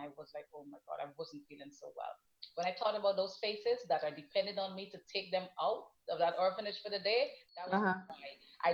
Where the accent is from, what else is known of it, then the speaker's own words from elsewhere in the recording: Guyana; I am from up the river where I live, where originally I have to go all the way up the Essequibo River